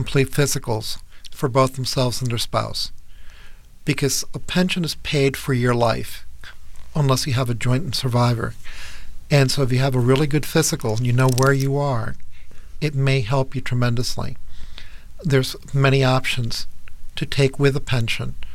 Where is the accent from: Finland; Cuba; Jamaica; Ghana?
Cuba; now in United States; I was born in Cuba, and I came to the U.S. in 1960